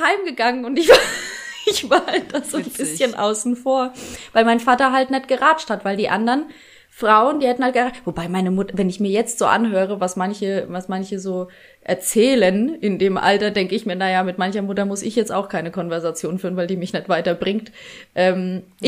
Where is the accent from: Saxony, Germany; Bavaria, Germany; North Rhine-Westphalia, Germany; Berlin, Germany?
Bavaria, Germany; Bad Kissingen; ich bin äh, am Rande von Bad Kissingen groß geworden